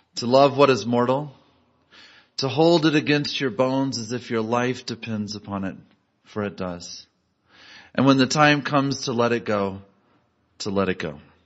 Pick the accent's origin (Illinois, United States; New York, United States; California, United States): Illinois, United States; Galesburg; I grew up in Galesburg, Illinois, a small Midwestern town.